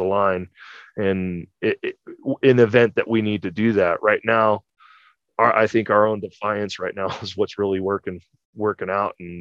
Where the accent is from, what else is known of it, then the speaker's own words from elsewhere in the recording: California, United States; my home state of California